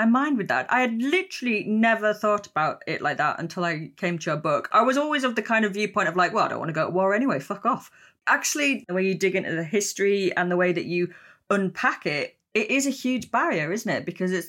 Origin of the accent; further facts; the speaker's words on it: Yorkshire and the Humber, United Kingdom; I mean, I'm from Yorkshire, so I know only too well that women can get into conflict and are pretty damn lethal when they do.